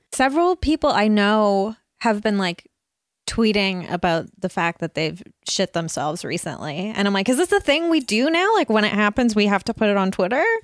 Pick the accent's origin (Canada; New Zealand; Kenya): Canada; Burnaby, British Columbia; growing up in North Burnaby